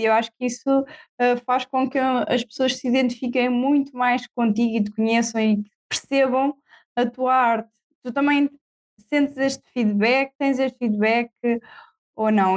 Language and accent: Portuguese; Marinha Grande, Leiria District, Portugal; now in Tomar, Portugal; sou da Marinha Grande, sou de Perto